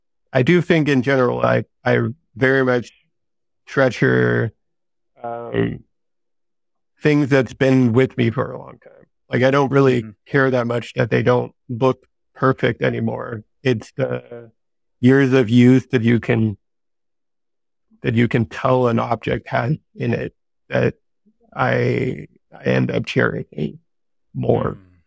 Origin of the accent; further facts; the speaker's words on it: Denmark; also born or lived in San Diego; now in Vermont, United States; there's not a lot of sun up here in Vermont, which I'm used to from Denmark, but we just moved here from San Diego, which is constant sunlight all year long.